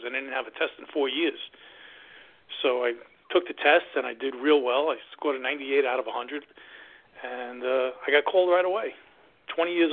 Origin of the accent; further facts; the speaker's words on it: New York City, New York, United States; I grew up in New York and Queens in one of the five boroughs